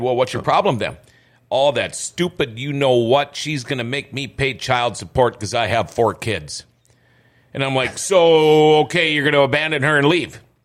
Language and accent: English; Minnesota, United States; moved away; I love Minnesota. It's my home state, born and raised